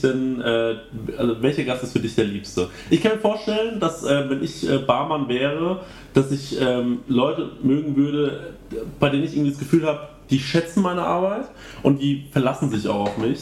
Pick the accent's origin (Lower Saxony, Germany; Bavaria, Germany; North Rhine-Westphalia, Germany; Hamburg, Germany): Bavaria, Germany; Aschaffenburg; in meiner Heimatstadt Aschaffenburg